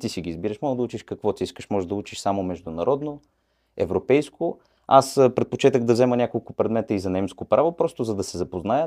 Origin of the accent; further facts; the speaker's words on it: Bulgaria; also born or lived in Mannheim, Germany; now in England, United Kingdom; Особено в Манхайм, където бях, знаят, че сме, как да го кажа, ученолюбиви